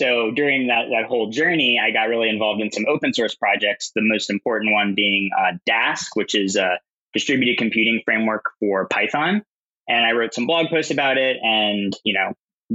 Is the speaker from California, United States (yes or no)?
no; Southern Louisiana, United States; moved away; also born or lived in Austin; I'm originally from Southern Louisiana, so not exactly a hotbed of tech activity.